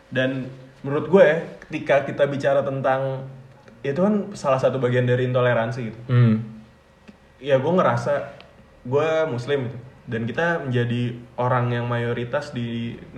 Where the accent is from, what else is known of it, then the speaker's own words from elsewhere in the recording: Cilegon, Banten, Indonesia; gue ini gue asli Cilegon.